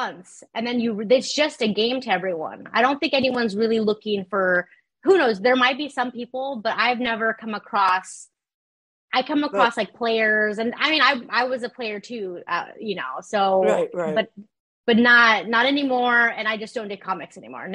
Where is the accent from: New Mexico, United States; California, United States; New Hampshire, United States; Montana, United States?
California, United States; Ontario; also born or lived in Rancho Cucamonga, California; now in West Hollywood, United States; I grew up in Ontario, California, and then the IE. So then later on, like Ranch Cucamonga with my family